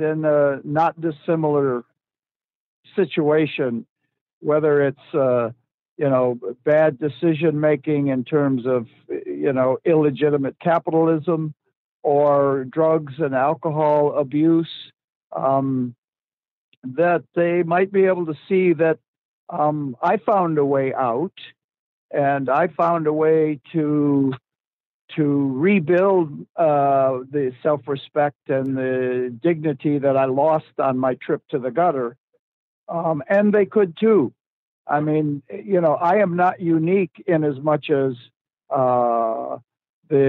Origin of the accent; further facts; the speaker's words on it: Detroit, Michigan, United States; I grew up in Detroit